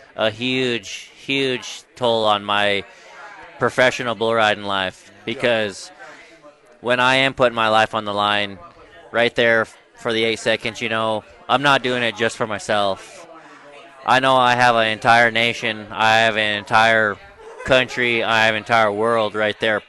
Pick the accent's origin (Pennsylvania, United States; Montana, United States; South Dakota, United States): Montana, United States; Browning; I'm from Browning, Montana, born and raised on the Blackfeet Reservation